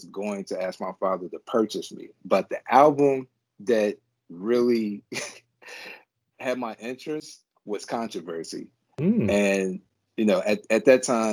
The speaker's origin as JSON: {"language": "English", "town": "Newport", "region": "Kentucky", "country": "United States", "said": "I'm from Newport, Kentucky, which is part of Northern Kentucky, or we're right across from Cincinnati, Ohio"}